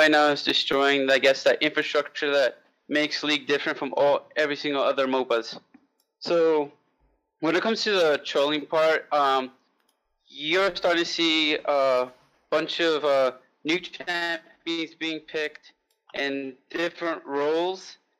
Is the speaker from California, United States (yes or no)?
no; New York City, New York, United States; I'm from New York City.